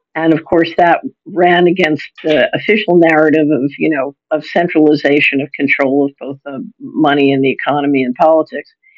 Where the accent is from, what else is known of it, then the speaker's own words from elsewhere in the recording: Philadelphia, Pennsylvania, United States; I'm an American. I grew up in Philadelphia